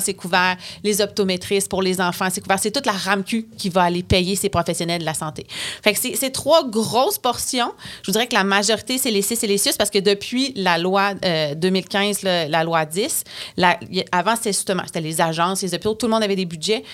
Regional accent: Bas-Saint-Laurent, Quebec, Canada; Je viens du Bas-Saint-Laurent

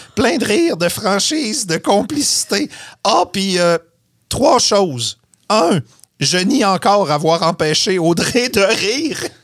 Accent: Saguenay, Quebec, Canada; moved away; je viens du Saguenay. La première chose qu'on voulait faire quand on grandissait au Saguenay, c'était d'en sortir

